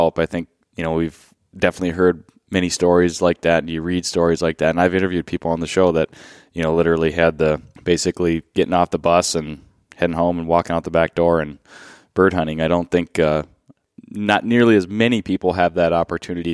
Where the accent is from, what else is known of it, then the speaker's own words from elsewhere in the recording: Minnesota, United States; moved away; my home state, Minnesota